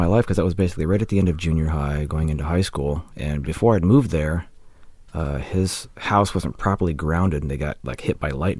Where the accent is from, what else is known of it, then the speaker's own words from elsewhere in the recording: Michigan, United States; also born or lived in Ohio; I was born in Ohio, but I grew up in Michigan.